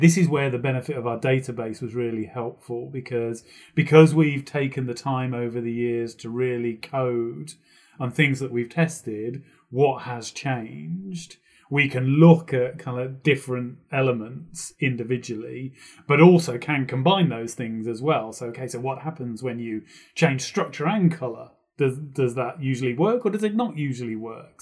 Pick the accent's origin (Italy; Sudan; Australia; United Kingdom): United Kingdom; a local radio station in the U K near my hometown